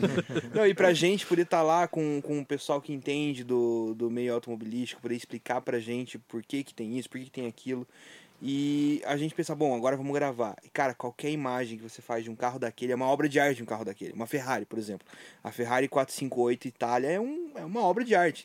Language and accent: Portuguese; Videira, Santa Catarina, Brazil; now in Curitiba, Brazil; eu sou de Videira, mas estou aqui em Curitiba já faz tanto tempo